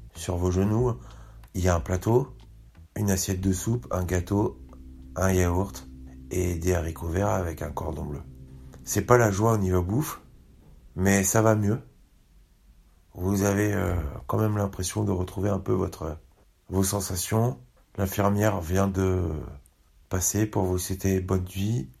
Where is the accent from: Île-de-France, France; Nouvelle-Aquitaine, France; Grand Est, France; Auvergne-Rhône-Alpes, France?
Île-de-France, France; Paris; accent: Parisian; mon accent de parisien, l'accent que j'ai quand je m'adresse à vous